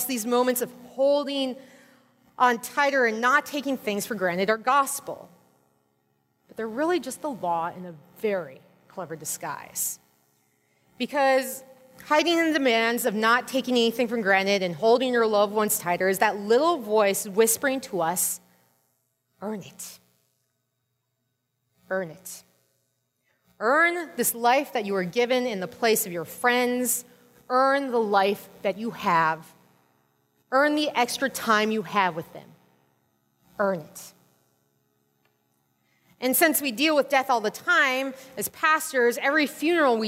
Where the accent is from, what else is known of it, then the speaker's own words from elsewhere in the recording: Minnesota, United States; I'm from Minnesota